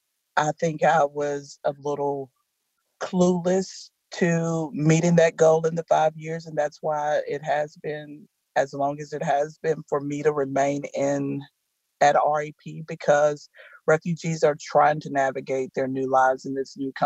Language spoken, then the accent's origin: English; United States; as an American